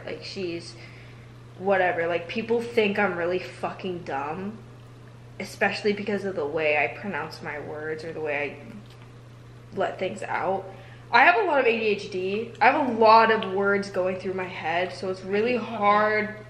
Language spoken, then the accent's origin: English; United States; being an American